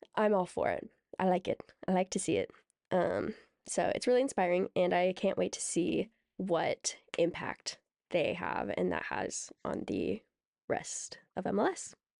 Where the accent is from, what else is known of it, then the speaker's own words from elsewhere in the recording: Seattle, Washington, United States; we're from the Greater Seattle Area